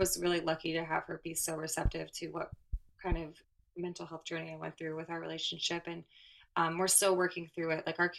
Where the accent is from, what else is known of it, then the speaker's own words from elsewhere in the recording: Florida, United States; I'm from Florida